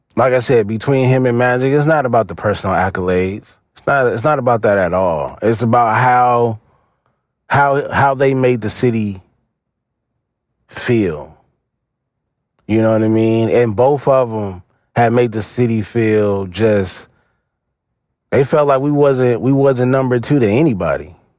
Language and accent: English; Los Angeles, California, United States; I'm from the East Side, so Green Meadows was one of the parks that I used to go hoop at a lot